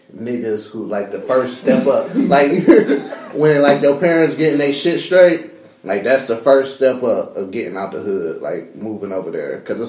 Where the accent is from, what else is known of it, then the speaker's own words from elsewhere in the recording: Southfield, Michigan, United States; also born or lived in Troy, Michigan / Shelby Township, Michigan / Rochester, Michigan / Waterford, Michigan; I am from Southfield, Michigan. But I've lived multiple places in the suburbs.